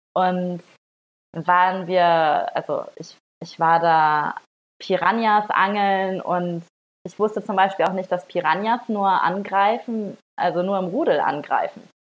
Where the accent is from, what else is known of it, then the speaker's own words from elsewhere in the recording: Northern Germany, Germany; moved away; ich komme auch aus Norddeutschland